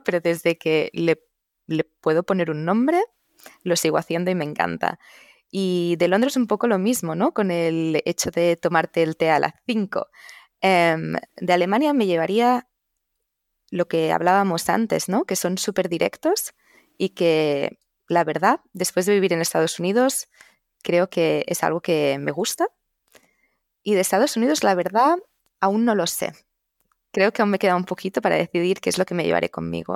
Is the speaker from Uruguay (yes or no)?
no; Catalonia, Spain; first language Catalan; Spanish is a second language; moved away as an adult; also born or lived in Barcelona / Sweden; now in Bethesda, United States; poder hablar en mi lengua materna, en catalán